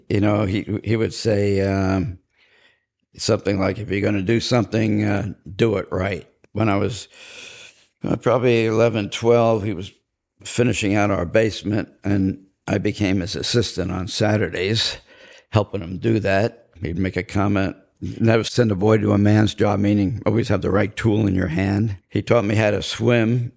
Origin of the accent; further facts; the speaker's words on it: Cedarhurst, New York, United States; also born or lived in Brooklyn, New York / Corsicana, Texas; After the war, we moved out to Cedarhurst, Long Island. I grew up in a Irish Catholic, Italian, Protestant neighborhood.